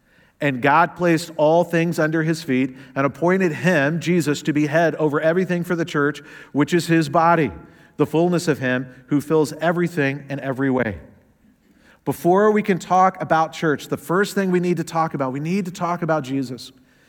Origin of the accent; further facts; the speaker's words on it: the South, United States; Now, I know I don't sound like it, but I am from the South, the fried chicken South. And I grew up going to Southern Baptist churches.